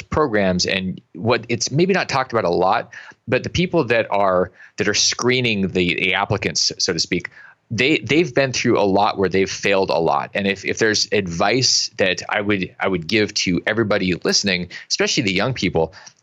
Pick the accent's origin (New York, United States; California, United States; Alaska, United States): Alaska, United States; I grew up in Alaska and I've been in Africa a bunch